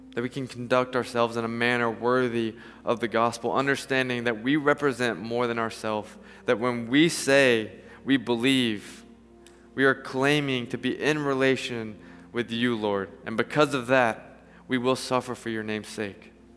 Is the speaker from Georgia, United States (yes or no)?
yes; Atlanta, Georgia, United States; I'm from Atlanta